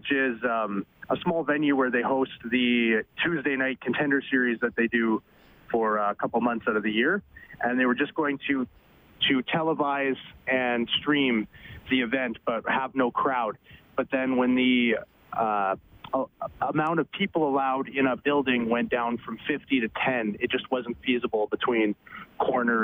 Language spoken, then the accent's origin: English; Bonnyville, Alberta, Canada; now in St. Albert, Canada; I grew up in Bonnyville